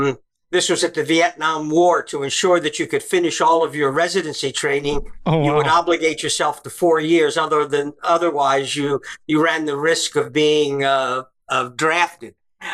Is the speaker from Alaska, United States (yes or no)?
no; Baltimore, Maryland, United States; moved away as an adult; also born or lived in New York / New Jersey; I was raised in Baltimore, Maryland.